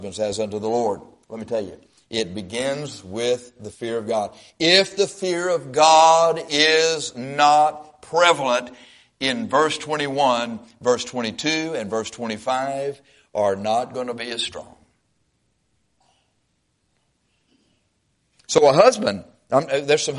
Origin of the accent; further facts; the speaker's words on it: Texas, United States; We're from Texas